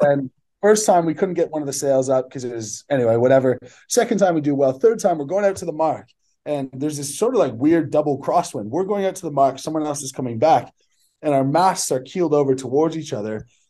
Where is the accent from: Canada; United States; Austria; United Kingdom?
Canada; Barrie, Ontario; moved away as an adult; also born or lived in Sydney, Australia; living in my hometown